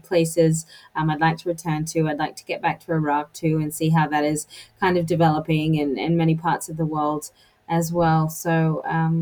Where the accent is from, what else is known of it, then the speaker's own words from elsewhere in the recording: United States; as an American